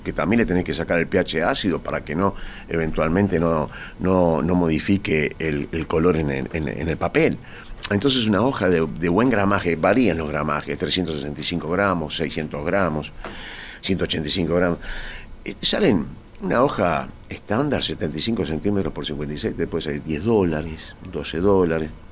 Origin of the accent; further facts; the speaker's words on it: Montevideo, Uruguay; mi casa es donde yo nací, donde yo pasé mi infancia